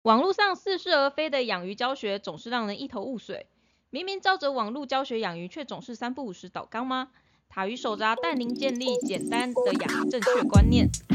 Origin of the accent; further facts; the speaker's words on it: Taiwan; 我也是虎生土长台湾人